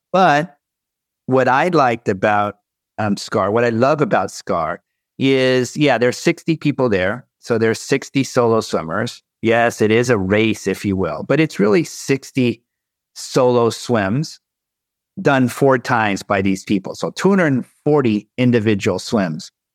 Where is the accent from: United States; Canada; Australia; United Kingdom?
United States; Southern California; I'm from Southern California